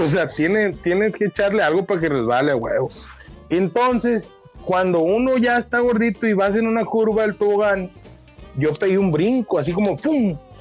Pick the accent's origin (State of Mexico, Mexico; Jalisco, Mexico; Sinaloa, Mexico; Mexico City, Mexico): Sinaloa, Mexico; Culiacán; accent: Sinaloan; now in Tijuana, Mexico; yo soy nacido en Culiacán, soy culichi de nacimiento, pero me etiqueto como tijuanense de corazón